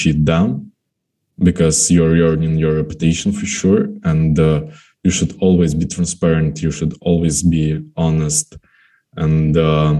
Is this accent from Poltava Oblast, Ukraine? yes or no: yes; Kremenchuk, Poltava Oblast, Ukraine; now in Kyiv, Ukraine; I'm in my hometown, in Kremenchuk